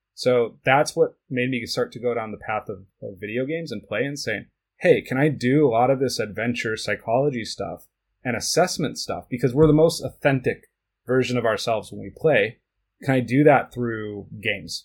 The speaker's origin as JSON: {"language": "English", "country": "United States", "tie": "born or raised there", "also_born_or_lived": "Switzerland", "said": "dad's side of the family is Swiss, but I, I grew up in the United States."}